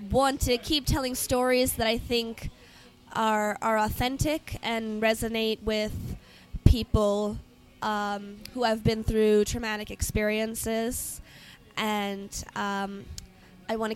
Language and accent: English; Chicago, Illinois, United States; No, no, I'm from Chicago.